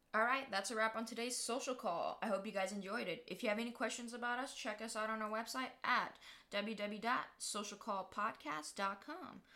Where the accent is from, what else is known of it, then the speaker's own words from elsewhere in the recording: United States; as Americans